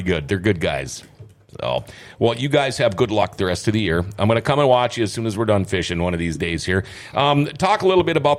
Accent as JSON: {"language": "English", "town": "Thief River Falls", "region": "Minnesota", "country": "United States", "said": "I'm from Thief River."}